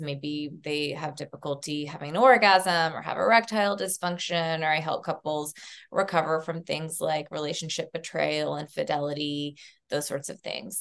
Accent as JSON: {"language": "English", "region": "Southeast Tennessee", "country": "United States", "tie": "born or raised there", "also_born_or_lived": "Texas", "moved": "as an adult", "said": "I was growing up in Southeast Tennessee in a small town, very conservative"}